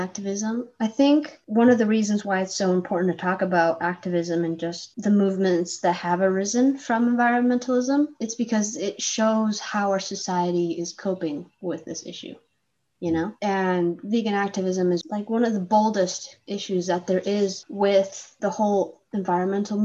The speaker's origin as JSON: {"language": "English", "country": "Chile", "also_born_or_lived": "Arizona", "moved": "yes", "said": "I'm from Chile"}